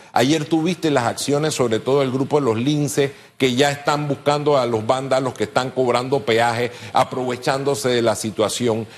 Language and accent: Spanish; Panama; somos panameños